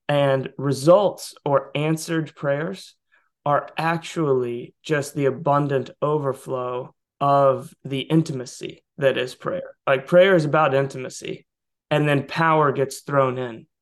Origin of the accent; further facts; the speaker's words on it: Southeast, United States; I grew up in the Southeast